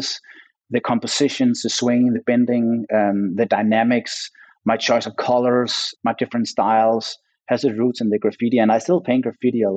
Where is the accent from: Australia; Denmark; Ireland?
Denmark; moved away as an adult; also born or lived in Los Angeles, United States; I came back with my LA mindset to my home country